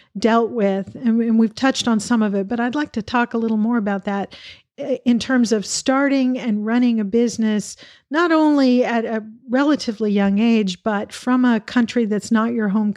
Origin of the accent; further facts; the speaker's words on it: United States; as an American